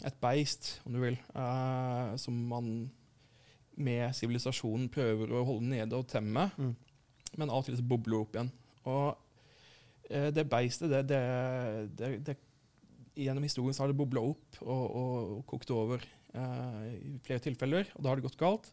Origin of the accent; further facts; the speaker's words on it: Arendal, Agder, Norway; kommer fra Arendal sjøl